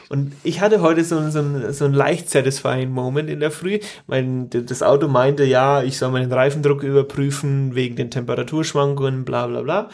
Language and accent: German; Germany; bei uns in Deutschland